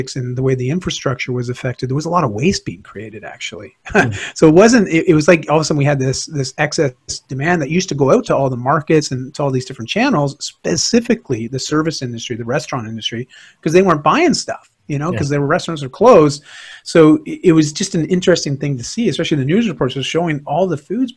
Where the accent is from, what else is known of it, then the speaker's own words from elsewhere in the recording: Canada; here in Canada